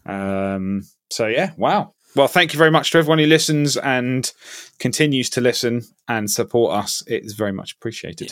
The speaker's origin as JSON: {"language": "English", "town": "Ipswich", "region": "East of England", "country": "United Kingdom", "tie": "born or raised there", "moved": "yes", "said": "I have moved back to my hometown, uh, temporarily of, uh, Ipswich in Suffolk."}